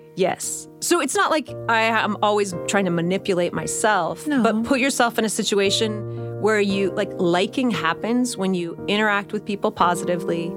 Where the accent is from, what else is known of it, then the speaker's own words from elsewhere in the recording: Bay Area, California, United States; I grew up in the Bay Area